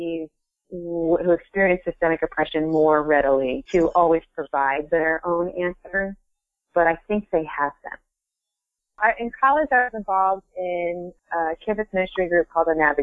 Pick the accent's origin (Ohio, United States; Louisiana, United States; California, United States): Ohio, United States; moved away as an adult; now in Vermont, United States; I am originally from Ohio, and I moved to Vermont in 2006